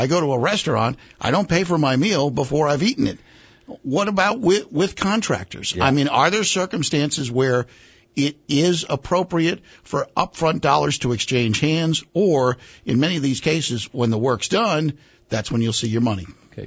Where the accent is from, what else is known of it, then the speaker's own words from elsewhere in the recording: New England, United States; moved away as an adult; also born or lived in Mid Atlantic states; now in Southern United States; I grew up in New England where everybody had basements